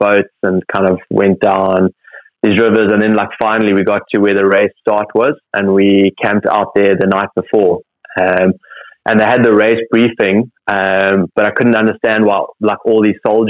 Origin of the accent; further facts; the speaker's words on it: Cape Town, Western Cape, South Africa; growing up as a kid and even as a teenager, growing up in Cape Town